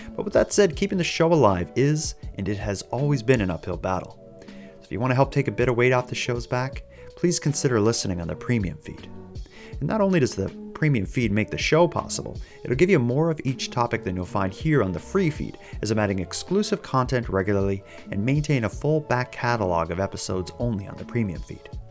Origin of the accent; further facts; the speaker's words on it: Sydney, Nova Scotia, Canada; I grew up in Sydney in Cape Breton